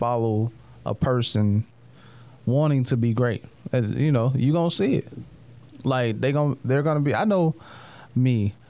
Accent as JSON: {"language": "English", "region": "the South", "country": "United States", "said": "I'm from the South, so I say caramel."}